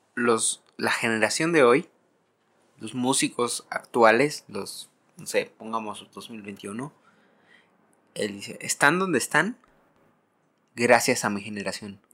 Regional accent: Yucatán, Mexico; now in Mexico City, Mexico; yo me siento yucateco y yo siento una obligación personalmente, De regresar

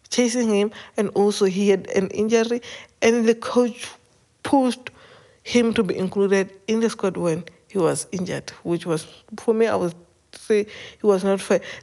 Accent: South Africa; This is the story that, as South African, I'm going to explain it to you in a simple term with South Africa

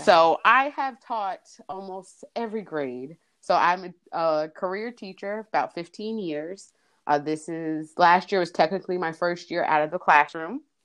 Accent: New Jersey, United States; moved away as an adult; now in North Carolina, United States; I am originally from New Jersey, but have been in North Carolina since 2001. Uh, I came to college down here and stayed

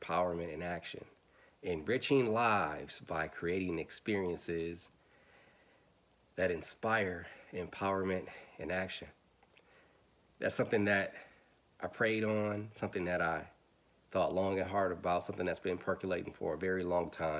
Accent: Milwaukee, Wisconsin, United States; I'm from Milwaukee, Wisconsin, born and raised

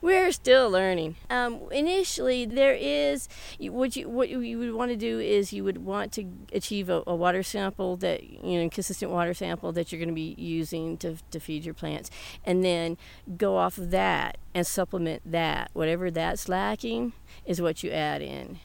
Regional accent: the South, United States; now in Alcalde, United States; I was raised in the South

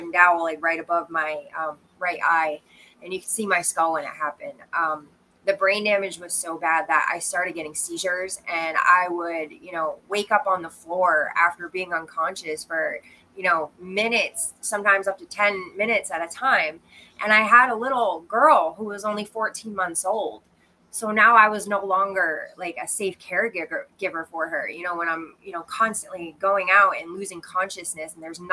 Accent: Maine, United States; moved away as an adult; also born or lived in Quincy, Illinois / Brooklyn, New York; now in Texas, United States; when my father got a job at the University of Maine, we moved up there and I spent most of my childhood there.

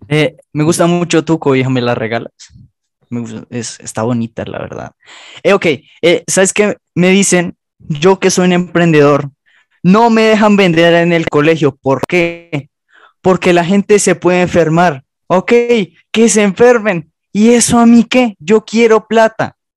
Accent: Colombia; Somos colombianos

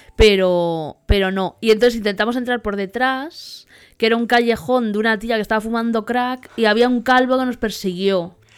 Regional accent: Spain; vengo de España

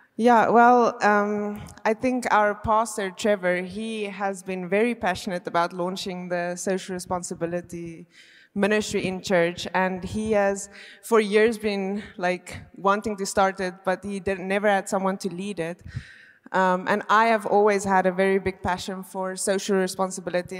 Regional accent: South Africa; moved away as an adult; now in Belgium; I am actually from South Africa, but I have been living in Belgium now for five years.

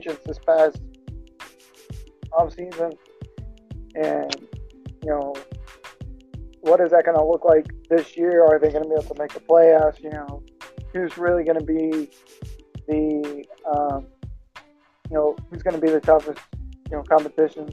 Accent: Texas, United States; I'm actually from Texas

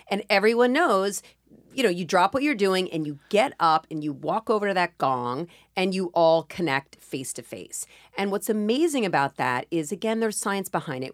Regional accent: New York, United States; I'm a New Yorker

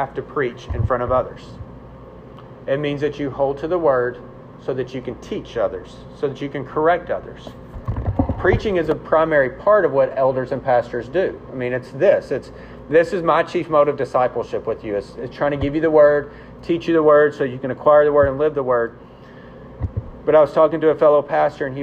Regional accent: the South, United States; I'm a Southerner

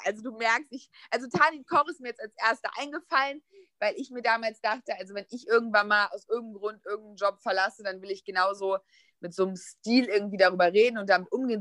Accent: a village near Düsseldorf, North Rhine-Westphalia, Germany; moved away as an adult; now in Berlin, Germany; ich bin ähm, auf dem Dorf groß geworden, aber ganz, ganz nah an Düsseldorf ran. Und meine ganze Jugend hat sich nur in Düsseldorf abgespielt.

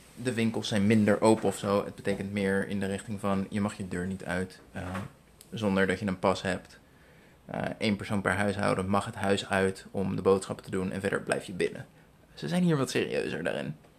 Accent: Netherlands; moved away as an adult; now in Philippines; Ik ben eh, geboren en getogen in Nederland.

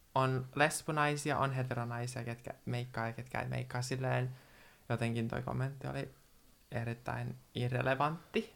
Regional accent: Naantali, Southwest Finland, Finland; moved away as an adult; now in Manchester, United Kingdom; olen Naantalista kotoisin, syntynyt siellä

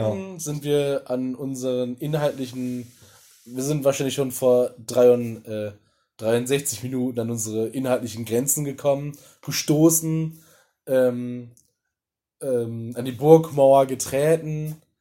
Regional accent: Ruhr area, North Rhine-Westphalia, Germany; ich komme ja aus dem Pott.

